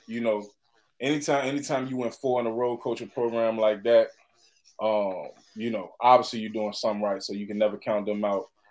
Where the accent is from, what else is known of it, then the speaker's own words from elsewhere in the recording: Chesterfield, Virginia, United States; I'm from Chesterfield